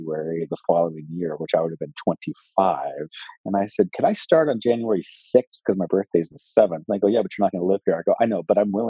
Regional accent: Oklahoma City, Oklahoma, United States; moved away; I was raised in a very middle-class family in Oklahoma City and went to public schools

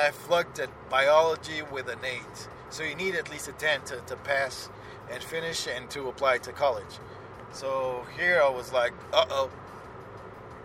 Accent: Lisbon, Portugal; Besides me having family there, and it's my hometown. I was born there

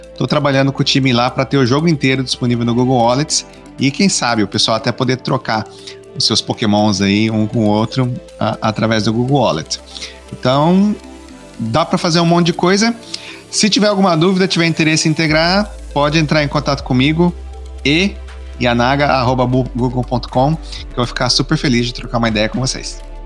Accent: Maringá, Paraná, Brazil; now in United States; sou natural, nascido e criado aí de, em Maringá, Paraná

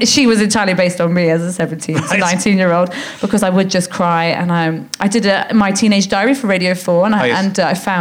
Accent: London, United Kingdom; born or raised there

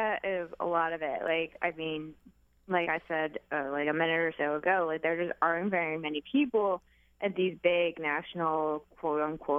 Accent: Washington County, Virginia, United States; moved away as an adult; I'm from Washington County, Virginia.

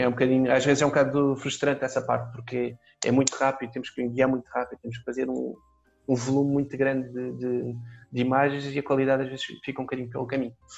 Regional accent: Faro, Algarve, Portugal; Eu, eu sou de Faro, nasci cá, mas uh, vivi em Faro desde puto

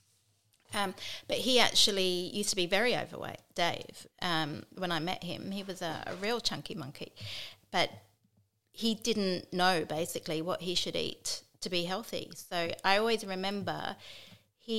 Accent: England, United Kingdom; moved away; I'm English

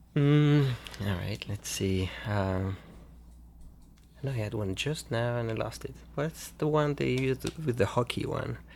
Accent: France; moved away; I played pinball mostly growing up in France

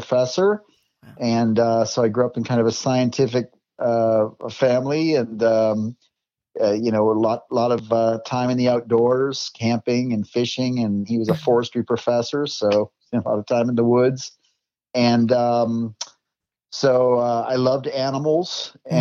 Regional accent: Minnesota, United States; I grew up in Minnesota

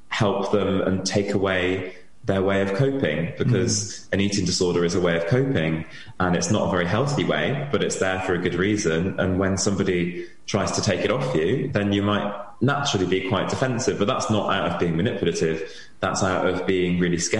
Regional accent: Wales, United Kingdom; I'm from Wales and I have my treatment in Wales

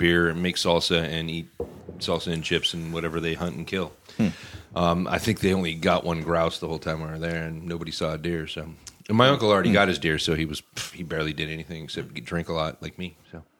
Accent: Skagit County, Washington, United States; I grew up in Skagit County.

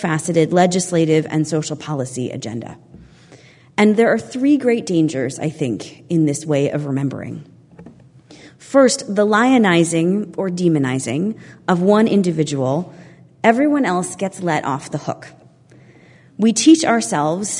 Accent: United States; as an American concerned about our country

